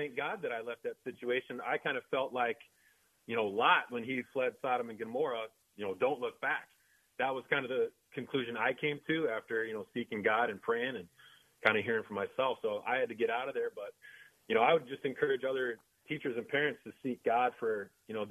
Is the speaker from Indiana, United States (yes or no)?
yes; small town Indiana, United States; in my hometown, in small town Indiana